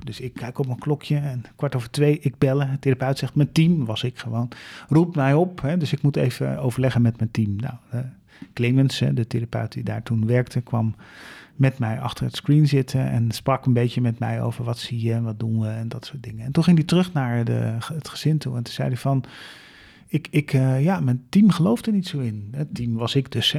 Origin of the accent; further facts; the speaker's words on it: Leersum, Utrecht, Netherlands; ik woon op de burgemeester